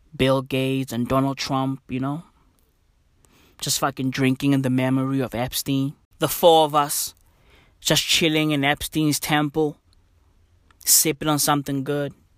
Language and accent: English; South Africa; I'm from South Africa